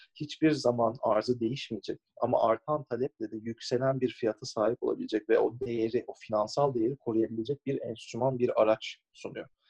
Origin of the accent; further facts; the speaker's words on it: Istanbul, Turkey; moved away as an adult; also born or lived in United States; doğma büyüme e, Türkiye'de İstanbul'da büyüdüm